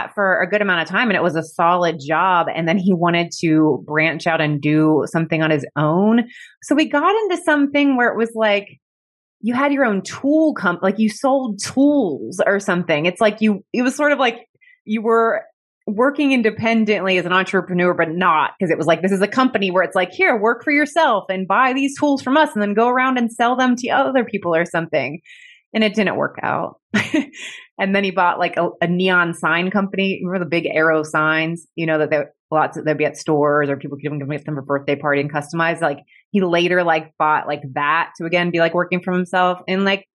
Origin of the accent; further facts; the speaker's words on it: Cincinnati, Ohio, United States; I grew up in Cincinnati, Ohio